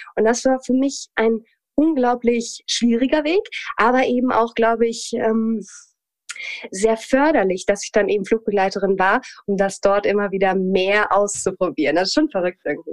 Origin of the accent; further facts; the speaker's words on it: Hamelin, Lower Saxony, Germany; also born or lived in Hanover; Also ich komme ursprünglich tatsächlich aus dem Norden Deutschlands, komme aus Hannover, beziehungsweise geboren bin ich in Hameln und bin da dann aufgewachsen